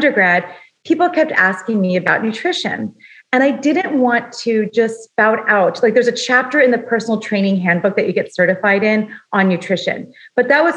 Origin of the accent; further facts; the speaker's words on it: Los Angeles, California, United States; I grew up in Los Angeles